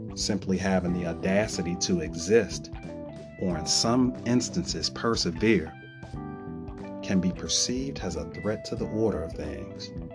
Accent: Chicago, Illinois, United States; I am a native son of Chicago

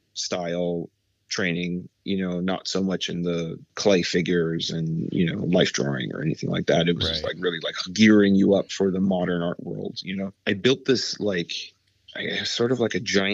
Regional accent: New York City, New York, United States; I grew up in Brooklyn

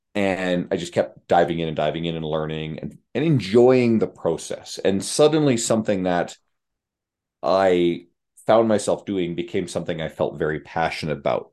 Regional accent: St. John's, Newfoundland and Labrador, Canada; moved away as an adult; now in Edmonton, Canada; moving across the country to live in Edmonton, Alberta, where I grew up in St. John's, Newfoundland, on the east coast of Canada

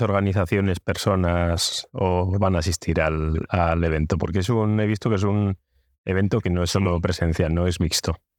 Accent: Cantabria, Spain; los cántabros

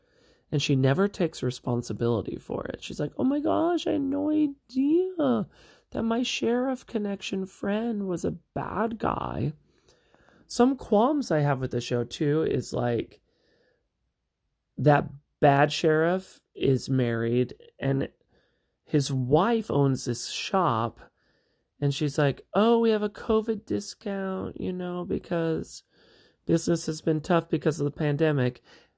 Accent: Montana, United States; we're Montanans, okay? Sorry about that. We're from Montana.

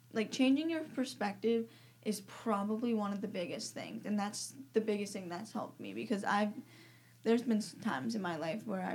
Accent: Greenville, United States; I'm 17. I'm from Greenville. I go to Commoner Prairie High School

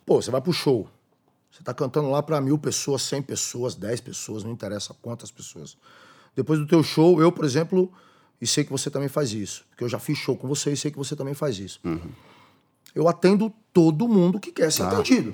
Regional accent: São Bernardo do Campo, São Paulo, Brazil; Eu ajudei a escrever o nome da minha quebrada na pedra

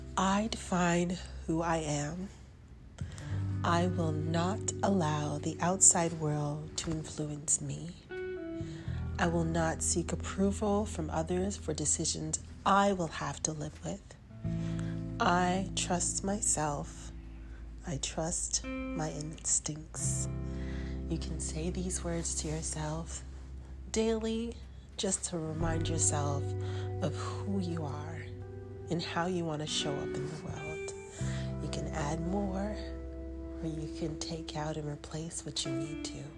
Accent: Toronto, Ontario, Canada; I'm an artist from Toronto, Canada

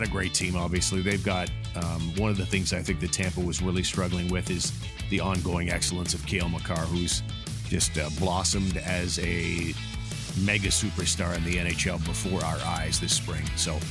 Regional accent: Richmond, Ontario, Canada; my hometown in the village of Richmond

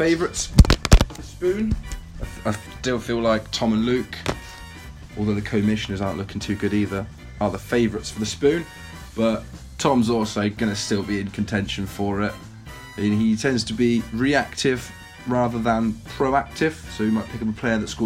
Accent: Wantage, South East England, United Kingdom; I am originally from Wantage

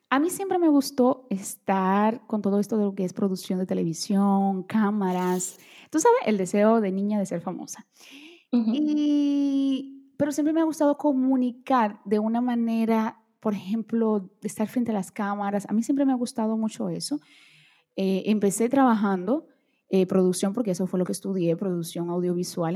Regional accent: Dominican Republic; born or raised there; first language Portuguese; Spanish is a second language; also born or lived in Brazil

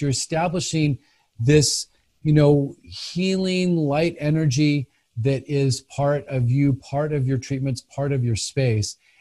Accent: Los Angeles, California, United States; moved away as an adult; also born or lived in San Francisco / Santa Barbara / Flagstaff; now in Salem, United States; I grew up in Los Angeles. I was born in Hollywood, actually

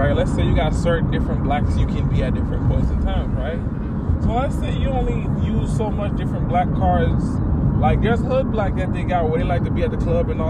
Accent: Atlanta, Georgia, United States; I came here last year. I'm from Atlanta.

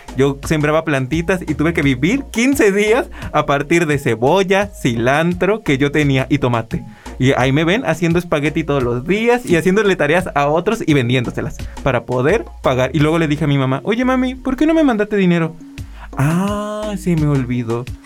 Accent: Tuxpan, Veracruz, Mexico; accent: norteño, chilango; now in Xalapa, Mexico; yo ya llevo 10 años viviendo aquí en Jalapa, yo soy de Tuxpan

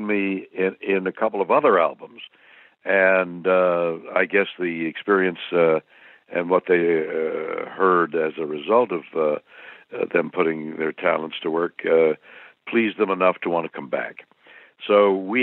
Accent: Montreal, Quebec, Canada; my home city is Montreal, and I've been performing there since I was 6 years old and all through my grade schools and high schools

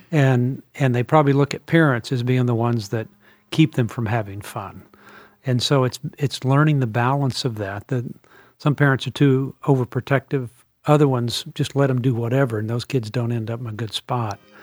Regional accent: New Orleans, Louisiana, United States; I was raised in New Orleans, and, and I knew as, when I was in junior high there

